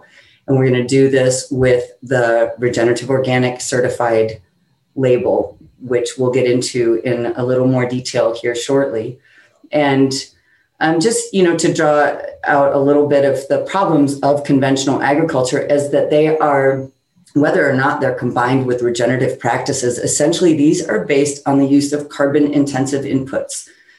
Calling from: California, United States; I'm zooming in from Northern California in Sonoma County

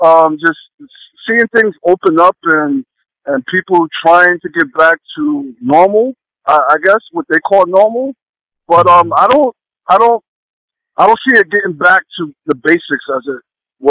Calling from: New York City, New York, United States; Right now, I'm in New York City.

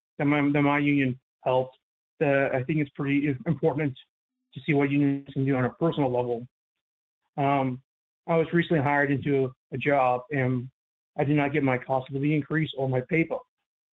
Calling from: St. Louis, Missouri, United States; from St. Louis. Out of Progressive Law 41.

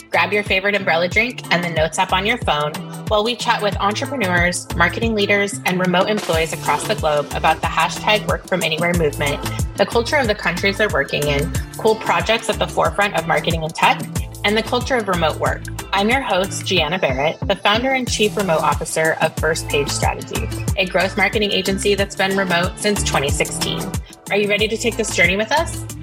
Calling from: Kelowna, British Columbia, Canada; Uh, the mountains of Kelowna, British Columbia.

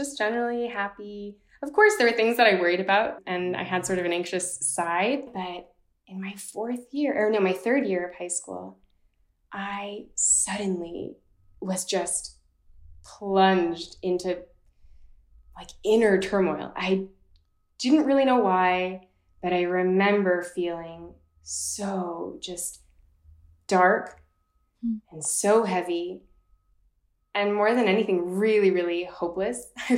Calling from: Basel, Basel-Stadt, Switzerland; also born or lived in Boston, Massachusetts; I'm 29 years old. I am currently calling from Basel, Switzerland, where I live for half the time, and the other half I spend in Boston, Massachusetts.

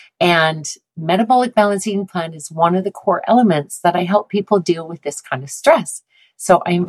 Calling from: Calgary, Alberta, Canada; Calgary, Alberta.

